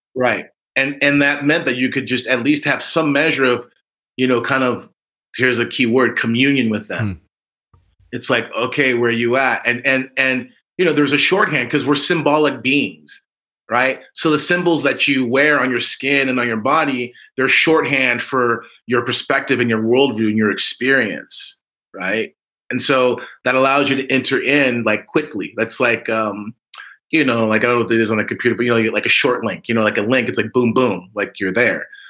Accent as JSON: {"language": "English", "country": "United States", "said": "we're Americans and, you know, we're African Americans."}